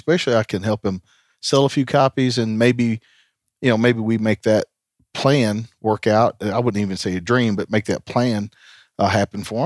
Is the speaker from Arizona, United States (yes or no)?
no; Tennessee, United States; Tennessee's home